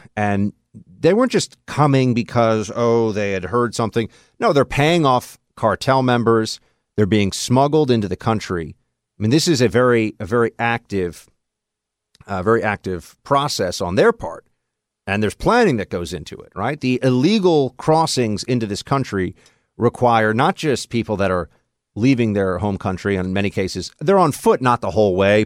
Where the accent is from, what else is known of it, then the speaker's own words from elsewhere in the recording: New York City, New York, United States; also born or lived in Nashville; my hometown at N Y C